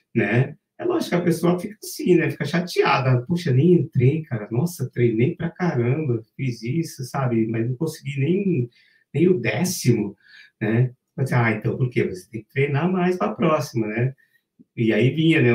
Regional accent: Brazil; a gente é brasileiro

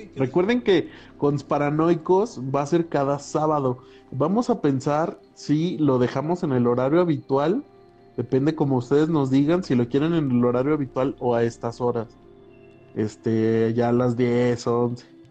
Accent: San Luis Potosí, Mexico; moved away; yo no soy de aquí, o sea, yo soy de San Luis

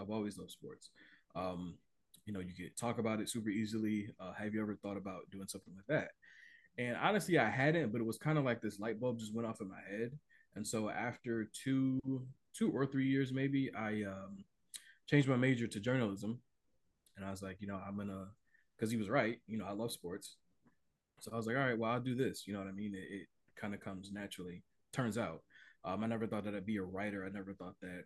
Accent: Cleveland, Ohio, United States; being born and raised in Cleveland

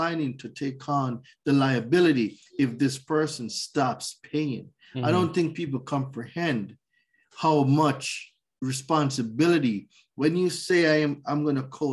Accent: Jamaica; moved away as an adult; also born or lived in New York; now in United States; So I was born in Jamaica. I lived there for 20 years

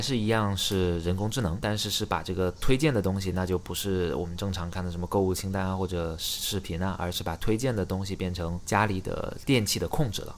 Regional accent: Xiamen, Fujian, China; now in Beijing, China; 你知道我是厦门人吗

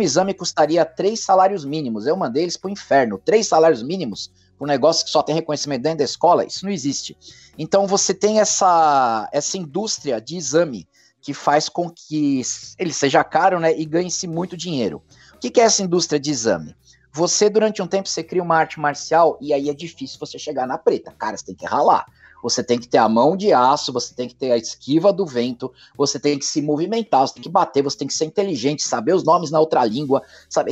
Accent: São Paulo, Brazil; moved away as an adult; now in Ribeirão Preto, Brazil; Eu nasci e morei 47 anos em São Paulo, eu tô há 4, 3 anos aqui em Ribeirão Preto

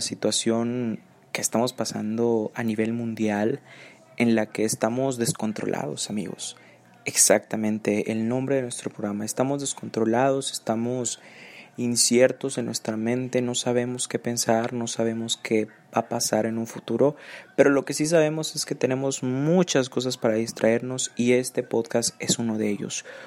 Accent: Nuevo León, Mexico; Soy nacido en Nuevo León y, pues bueno, actualmente em, estudio la licenciatura en Administración de Empresas aquí en Nuevo León

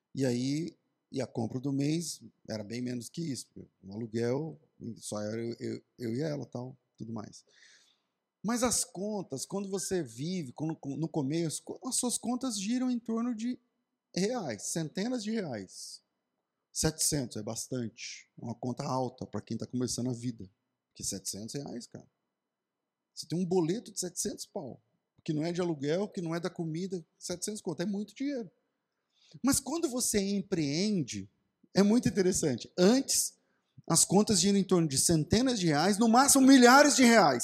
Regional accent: Mato Grosso do Sul, Brazil; Eu sou do Mato Grosso do Sul, de uma cidade pequena.

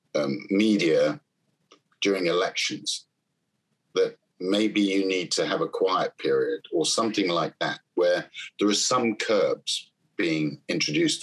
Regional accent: London, United Kingdom; I grew up in South London in a, a borough called Battersea.

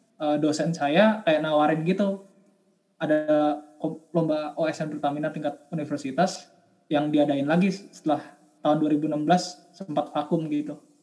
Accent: Jakarta, Indonesia; Asal daerah saya dari Jakarta

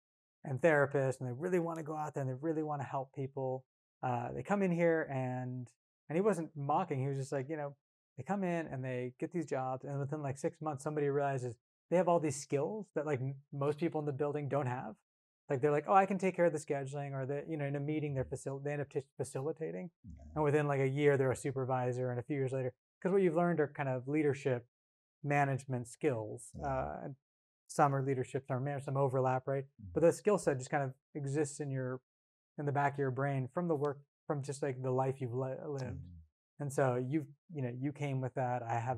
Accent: California, United States; also born or lived in Bay Area, California; Came up in punk and hardcore, like I said, in rural Northern California. Mm-hmm. You know, I was born actually in the Bay Area, but moved up there when I was 9 because my dad's work

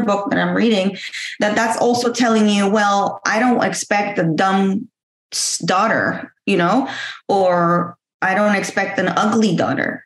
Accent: Mexico; moved away; back home in Mexico. You know, I'm from Mexico. I was always the first to have A's and tens because back home is tens

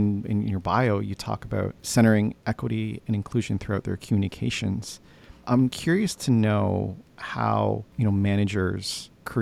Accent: Canada; I'm Filipino. I was born in Canada. My parents immigrated to Canada in the 70s

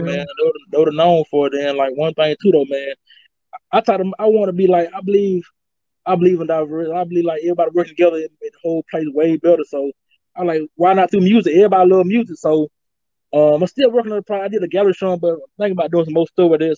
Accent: Macon, Georgia, United States; born or raised there

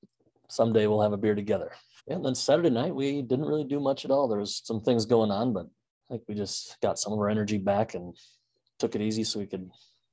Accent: Wisconsin, United States; I said I was from Wisconsin.

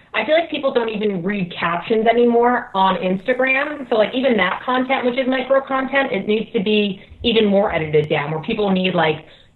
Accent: New Jersey, United States; moved away; also born or lived in Connecticut; I grew up in Jersey, so I put in my time with the dark, dreary weather and the gray skies.

